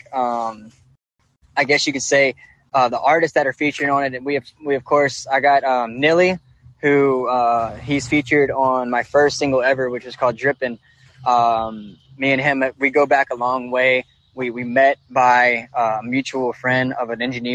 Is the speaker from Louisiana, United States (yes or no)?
yes; Baton Rouge, Louisiana, United States; growing up in Baton Rouge